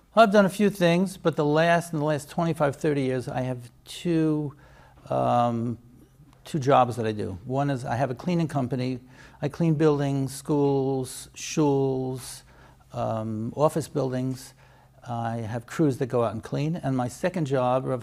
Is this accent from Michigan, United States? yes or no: no; New York City, New York, United States; moved away as an adult; also born or lived in Lakewood / Israel / Boca Raton; now in Baltimore, United States; I grew up in Borough Park